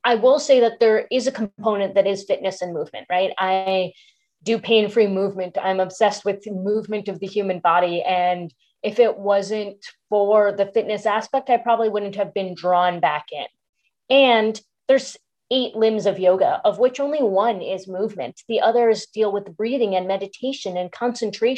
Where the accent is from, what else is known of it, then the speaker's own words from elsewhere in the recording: United States; I am a queer second-generation Indian American